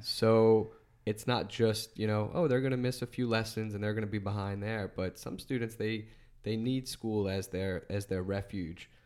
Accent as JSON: {"language": "English", "town": "Chalmette", "region": "Louisiana", "country": "United States", "said": "I'm from Shelmet"}